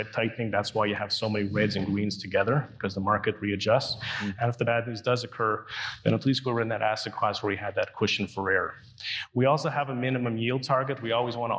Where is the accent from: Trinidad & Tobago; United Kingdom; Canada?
Canada; being a Canadian